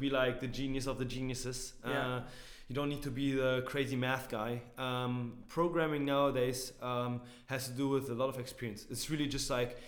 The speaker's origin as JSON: {"language": "English", "region": "Berlin", "country": "Germany", "tie": "born or raised there", "also_born_or_lived": "St. Louis, United States", "said": "I'm from Berlin, like born and raised"}